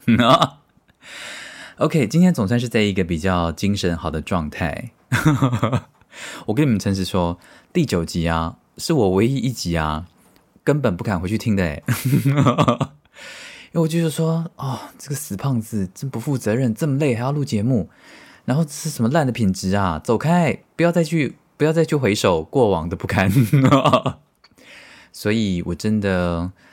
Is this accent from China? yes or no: no; Tainan, Taiwan; 从小在台南市长大的我